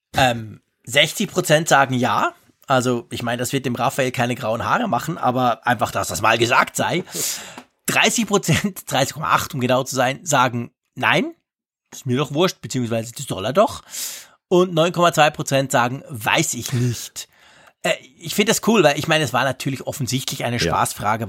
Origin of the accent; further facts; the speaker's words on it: Switzerland; bei uns in der Schweiz